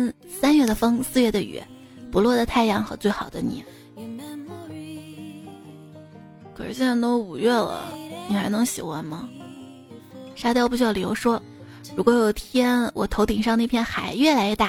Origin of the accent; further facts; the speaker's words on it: Shaanxi, China; 我们陕西这边的，嗯，冰封。